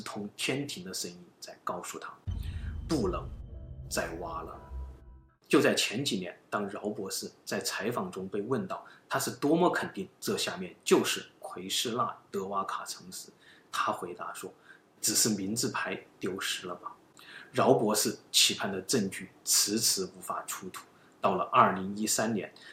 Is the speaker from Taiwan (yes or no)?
no; China; 我们中国人